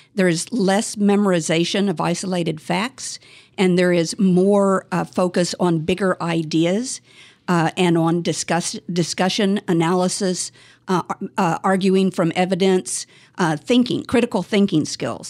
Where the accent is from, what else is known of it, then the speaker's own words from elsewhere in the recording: Tulsa, Oklahoma, United States; moved away as an adult; also born or lived in Washington, D.C.; now in Bay Area, United States; I was, uh, born and raised in Tulsa, Oklahoma